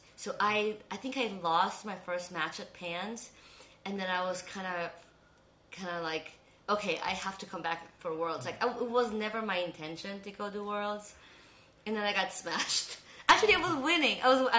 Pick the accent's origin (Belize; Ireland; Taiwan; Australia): Belize; also born or lived in Los Angeles, United States / California, United States; now in Houston, United States; I was born in Belize, and then my parents went through a divorce. So my mom moved to LA first, and then somehow we ended up in Houston. This was back in 2003, I believe. And then I lived in California for a while